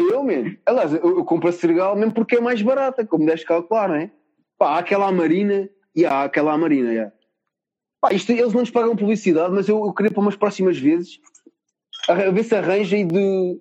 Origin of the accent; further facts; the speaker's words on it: Cascais, Lisbon, Portugal; não sou mesmo de Lisboa, né? Sou, não sei se há uma vez tinha sou tipo mais para a zona de Cascais. concretamente assim a parede